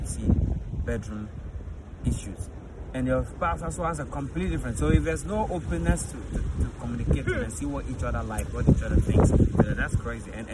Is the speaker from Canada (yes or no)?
no; Ghana; I'm from Ghana. Okay, I'm from Africa. 110%. Grew up there